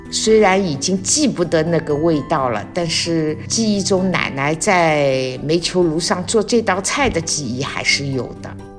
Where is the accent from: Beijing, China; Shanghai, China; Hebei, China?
Shanghai, China; 我们上海人平时的这种做的那种白斩鸡